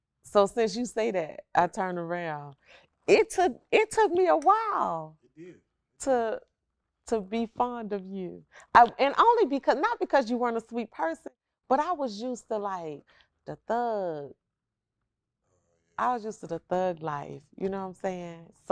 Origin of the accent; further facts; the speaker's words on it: Alabama, United States; Yeah, because I came from Alabama, so I was waiting to get shipped off to go to the military.